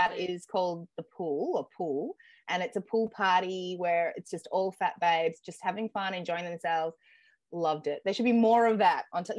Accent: Melbourne, Victoria, Australia; I'm from Melbourne

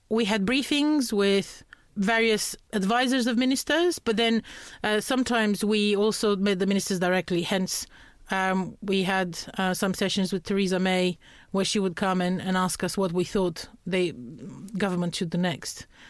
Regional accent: Romania; English is a second language; moved away as an adult; also born or lived in Norfolk, United Kingdom; I'm from Romania, but I, I study law at the moment

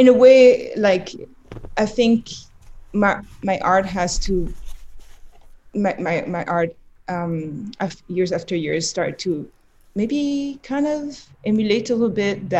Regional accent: Montreuil, Île-de-France, France; also born or lived in Paris; now in New York, United States; I grew up in the Paris suburbs. Montreuil is a city really close to Paris

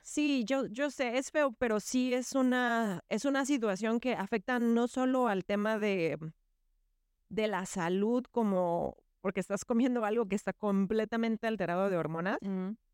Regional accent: Yucatán, Mexico; somos una familia yucateca tradicional

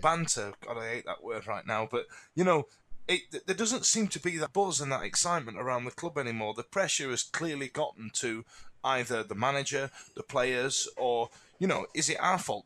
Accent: Yorkshire and the Humber, United Kingdom; born in Thatcher's Britain in the eighties, growing up in South Yorkshire

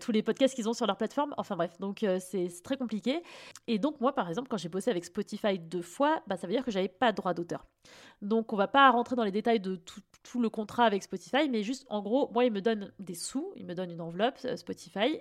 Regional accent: Fontainebleau, Île-de-France, France; j'ai grandi à Fontainebleau, mais enfin, tu vois, région parisienne aussi

